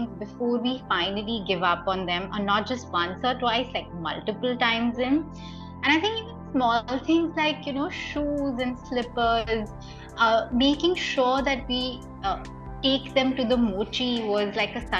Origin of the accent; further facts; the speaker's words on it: Mumbai, Maharashtra, India; I'm born and raised in Bombay